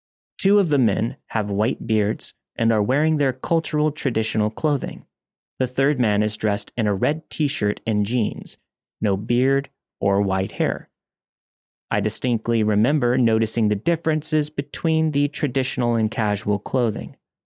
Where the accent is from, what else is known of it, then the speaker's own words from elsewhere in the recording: Canada; I'm from Canada, and I live in a city that is extremely proud of its river valley and ravines